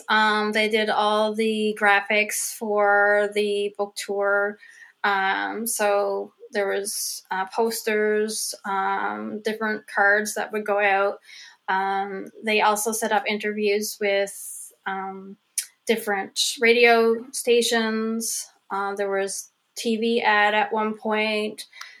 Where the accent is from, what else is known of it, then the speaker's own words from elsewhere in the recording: Cow Head, Newfoundland and Labrador, Canada; my hometown, which is a little town called Cowhead, on the north, west coast of Newfoundland